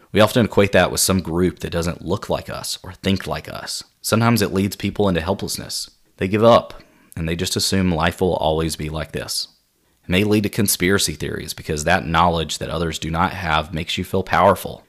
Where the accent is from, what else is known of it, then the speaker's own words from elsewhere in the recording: Spartanburg, South Carolina, United States; I grew up in my hometown of Spartanburg, South Carolina